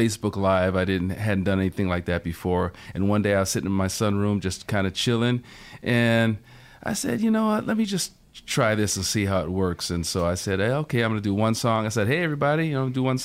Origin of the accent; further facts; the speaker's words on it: United States; growing up in the States